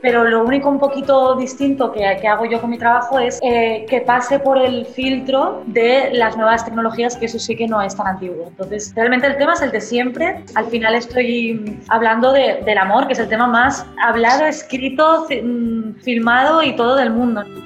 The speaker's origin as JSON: {"language": "Spanish", "town": "Barcelona", "region": "Catalonia", "country": "Spain", "tie": "born or raised there", "said": "soy escritora, nací en Barcelona, en España"}